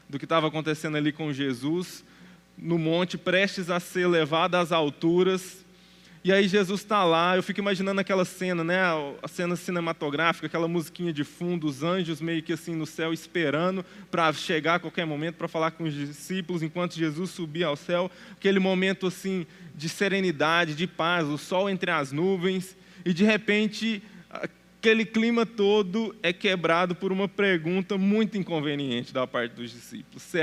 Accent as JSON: {"language": "Portuguese", "country": "Brazil", "said": "esquecemos que nós somos brasileiros, gentios não fazemos parte da aliança abraâmica original"}